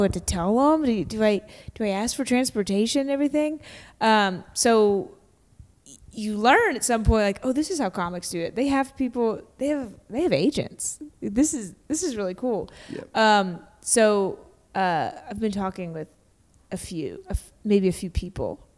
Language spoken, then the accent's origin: English; Kentucky, United States; I grew up in Kentucky